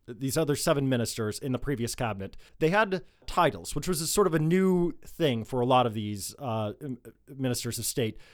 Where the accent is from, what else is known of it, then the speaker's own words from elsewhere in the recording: United States; now in Lebanon; As an American